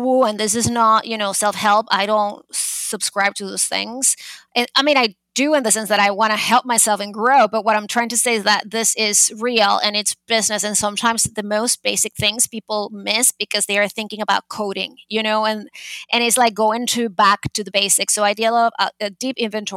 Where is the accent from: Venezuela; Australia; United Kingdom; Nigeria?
Venezuela; also born or lived in Boston, United States; now in New York City, United States; I am originally from Venezuela, but I have been in New York for 22 years